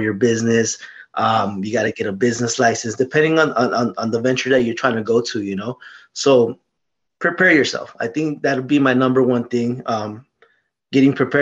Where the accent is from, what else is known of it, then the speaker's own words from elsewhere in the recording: Lamont, California, United States; also born or lived in Bakersfield, California; I grew up in Lamont area, Wepatch area.